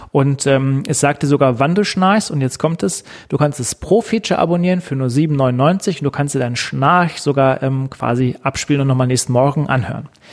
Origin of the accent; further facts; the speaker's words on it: Germany; hier bei uns in Deutschland